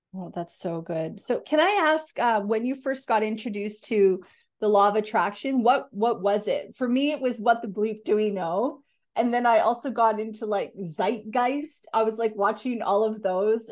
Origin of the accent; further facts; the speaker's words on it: Canada; now in Australia; I'm a Canadian as well, and I live in Australia.